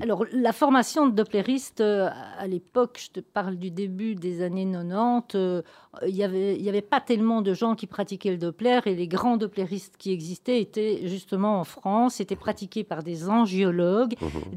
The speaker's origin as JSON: {"language": "French", "area": "Gaume, extreme south of Belgium", "region": "Wallonia", "country": "Belgium", "moved": "as an adult", "said": "je suis une provinciale, une gomaise, j'insiste, donc pas une ardennaise. Je viens de l'extrême sud de la Belgique."}